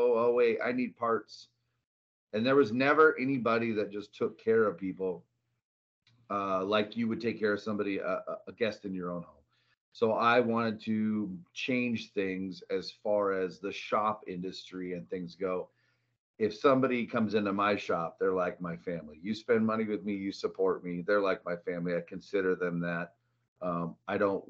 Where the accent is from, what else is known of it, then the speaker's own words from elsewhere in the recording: a small town north of Seattle, Washington, United States; moved away as an adult; also born or lived in Arizona; now in Phoenix, United States; grew up in Seattle, a little small town north of Seattle, Washington